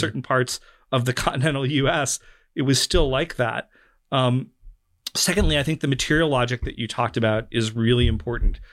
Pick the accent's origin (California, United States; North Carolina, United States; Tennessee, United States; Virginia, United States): North Carolina, United States; I grew up in North Carolina in a very low immigration community